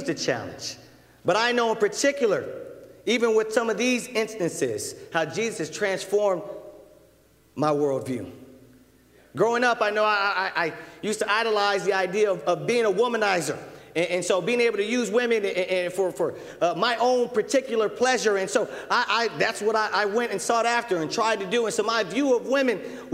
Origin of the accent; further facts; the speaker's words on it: Southern California, United States; I'm a brother from Southern California. I was involved in street stuff and street life and gangs